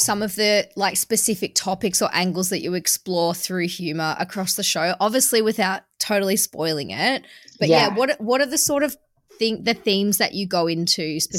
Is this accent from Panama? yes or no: no; Australia; It's because I'm Australian